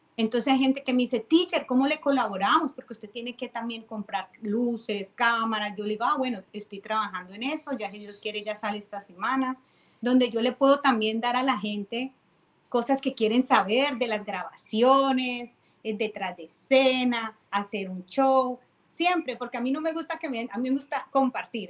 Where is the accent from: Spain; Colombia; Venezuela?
Colombia; Cali, Valle del Cauca; now in Tampa, United States; soy de Cali, pero vivo en Tampa